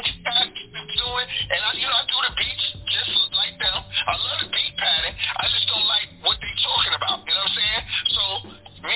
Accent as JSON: {"language": "English", "town": "New York City", "region": "New York", "country": "United States", "tie": "born or raised there", "said": "I grew up in this spot called Rochdale"}